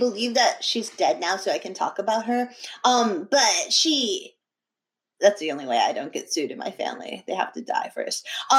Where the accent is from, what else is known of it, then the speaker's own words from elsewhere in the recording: New Hampshire, United States; I was a really poor kid and I grew up in New Hampshire